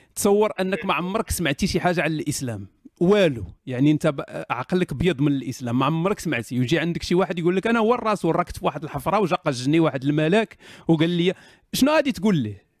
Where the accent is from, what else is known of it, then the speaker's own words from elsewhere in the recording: Morocco; حنا المغاربه